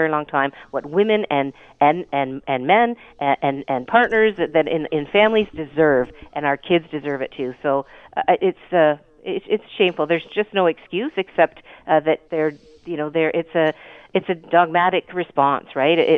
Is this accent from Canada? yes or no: yes; Hamilton, Ontario, Canada; I come from Hamilton.